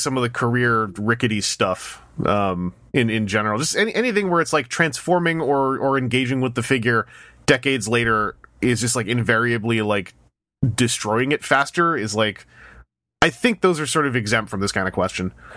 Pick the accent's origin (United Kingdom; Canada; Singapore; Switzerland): Canada; as a Canadian